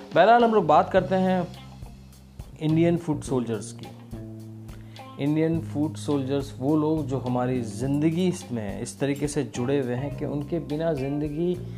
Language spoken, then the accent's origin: Hindi; Dahod, Gujarat, India; मैं जिस शहर से आता हूँ दाहोद